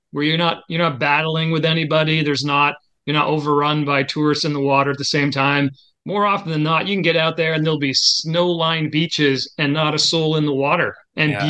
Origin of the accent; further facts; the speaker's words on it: Montreal, Quebec, Canada; now in Newport, United States; I'm originally from Montreal, Canada, so this really isn't cold to me